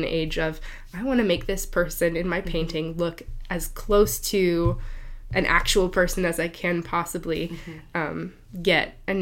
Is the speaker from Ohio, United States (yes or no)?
yes; Cleveland, Ohio, United States; I grew up in the Cleveland area